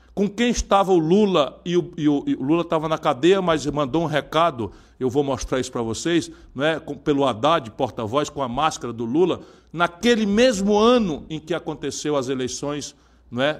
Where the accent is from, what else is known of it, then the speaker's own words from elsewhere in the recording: Northeast Region, Brazil; accent: nordestino; com meu sotaque nordestino